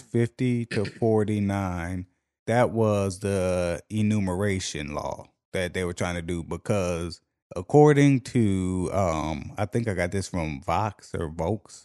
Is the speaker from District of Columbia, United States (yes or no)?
yes; Washington, District of Columbia, United States; D C, however, my hometown